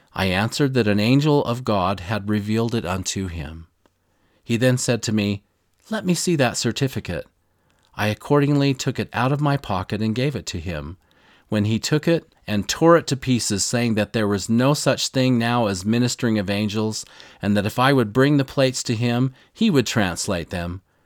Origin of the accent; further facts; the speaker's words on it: Missouri, United States; this reminds me of a story from my youth. I'm from Missouri, of course, right in the heart of the Bible Belt, and this amazing former pro football player came into our town